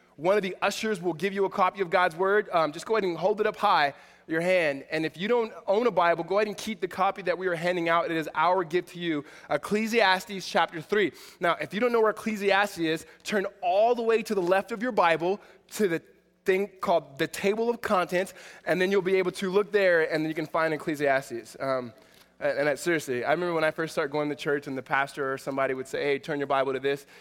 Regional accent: Southern California, United States; I'm from SoCal

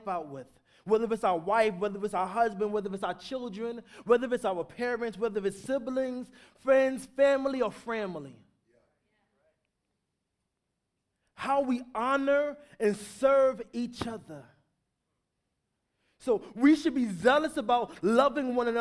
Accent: New York, United States; I grew up in New York, so it was like a war zone

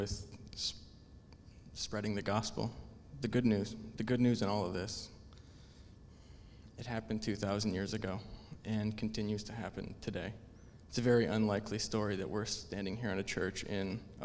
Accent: Iowa, United States; I'm from Iowa. We're all passionate about corn

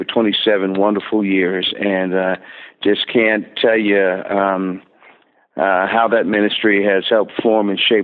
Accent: Newark, New Jersey, United States; also born or lived in Plainfield, New Jersey; I was born in Newark, New Jersey, and spent the first 12 years of my life there. And then our family moved to Plainfield, New Jersey, which that's all a metropolitan New York area.

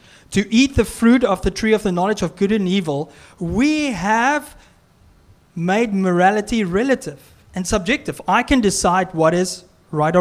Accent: South Africa; now in Canada; I'm from South Africa

